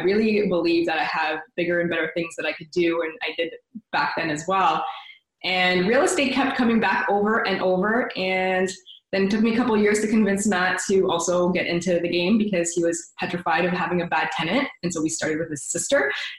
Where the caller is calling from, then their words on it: Oakville, Ontario, Canada; From Toronto. Well, actually, Oakville, which is about 20 minutes.